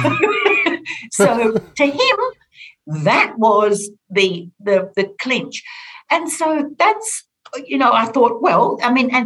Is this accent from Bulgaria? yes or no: no; Orange, New South Wales, Australia; born or raised there